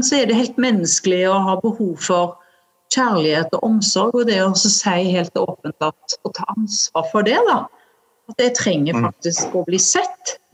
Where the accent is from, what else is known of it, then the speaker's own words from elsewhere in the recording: Western Norway, Norway; accent: Vestlandet dialect; jeg har jo en sånn dialekt fra Vestlandet òg, og så har jeg blitt ganske avslepen og snakker litt sånn